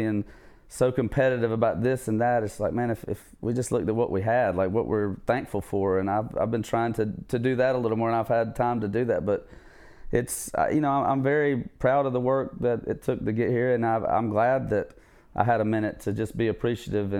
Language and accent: English; southwest Georgia, United States; also born or lived in Savannah, Georgia; moved over with my mom when my parents split around fifth grade, and so that's the other side of the state, southwest Georgia, where I kind of call home, and that's where I went to high school